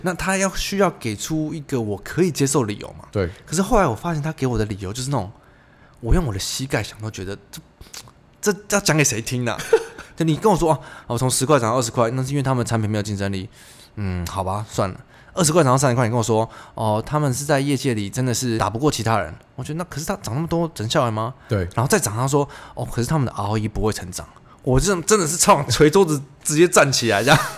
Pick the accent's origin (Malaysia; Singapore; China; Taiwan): Taiwan; moved away; 我小时候在台湾学的不一样